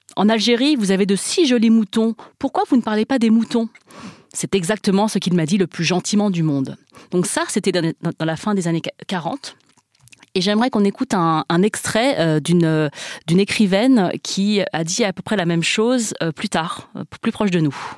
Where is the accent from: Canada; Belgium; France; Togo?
France; first language Chinese; French is a second language; je voulais être une écrivaine française parce que je suis française